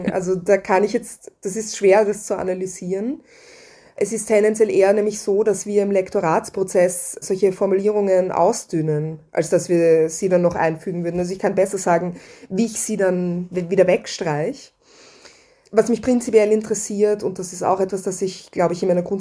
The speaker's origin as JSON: {"language": "German", "region": "Vienna", "country": "Austria", "said": "die mir zum Beispiel als Wienerin an die Türkenbelagerung vermittelt wurde."}